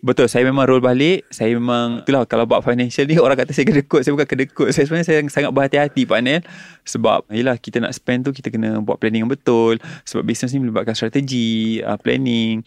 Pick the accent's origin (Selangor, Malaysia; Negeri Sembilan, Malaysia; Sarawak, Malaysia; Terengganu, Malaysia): Selangor, Malaysia; Shah Alam; also born or lived in Kuala Lumpur; Saya dilahirkan di Kuala Lumpur, dibesarkan di Shah Alam.